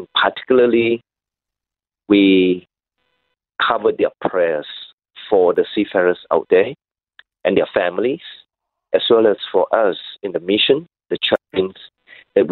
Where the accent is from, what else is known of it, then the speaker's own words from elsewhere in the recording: Malaysia; now in Sydney, Australia; I come from Malaysia